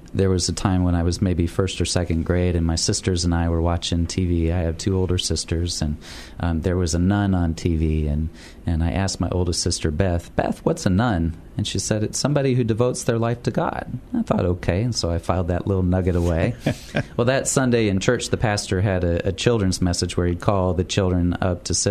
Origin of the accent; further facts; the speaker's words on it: Ottumwa, Iowa, United States; moved away as an adult; also born or lived in Pittsburgh, Pennsylvania; now in San Antonio, United States; I grew up in a town of about 28,000, Ottumwa, Iowa.